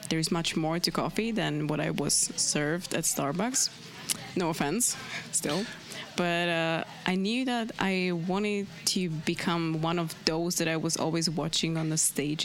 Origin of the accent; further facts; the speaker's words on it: Slovakia; moved away as an adult; also born or lived in Prague, Czech Republic; I moved from Slovakia to Prague just to study